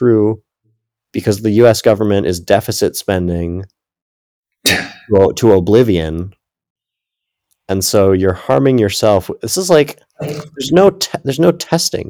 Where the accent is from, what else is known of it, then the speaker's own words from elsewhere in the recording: United States; also born or lived in Ecuador; I'm American